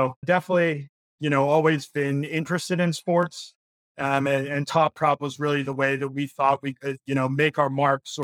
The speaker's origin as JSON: {"language": "English", "town": "Cleveland", "region": "Ohio", "country": "United States", "tie": "born or raised there", "also_born_or_lived": "Philadelphia, Pennsylvania / New York City", "moved": "as an adult", "said": "I'm originally from Cleveland, Ohio, you know, grew up a huge Cleveland sports fan"}